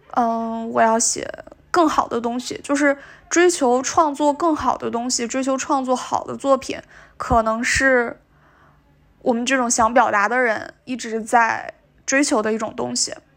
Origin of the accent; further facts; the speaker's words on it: Northeast China, China; 我作为一个东北人